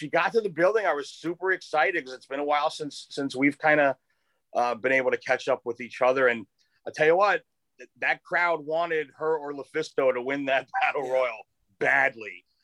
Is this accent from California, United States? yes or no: yes; Los Angeles, California, United States; We'll have new episodes every Monday and Thursday, all the way through Super Bowl 56 in my hometown of Los Angeles.